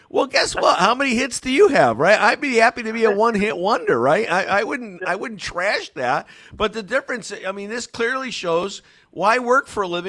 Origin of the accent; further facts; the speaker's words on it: Connecticut, United States; accent: Connecticut; So they won't make fun of my Connecticut accent?